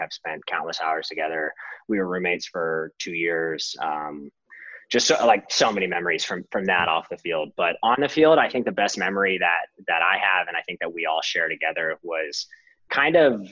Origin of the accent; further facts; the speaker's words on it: Arizona, United States; moved away as an adult; also born or lived in Oregon / Pennsylvania; I come from Arizona